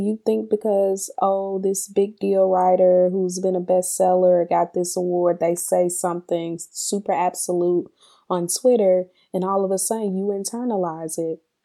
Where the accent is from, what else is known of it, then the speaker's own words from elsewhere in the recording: Mississippi, United States; growing up in Mississippi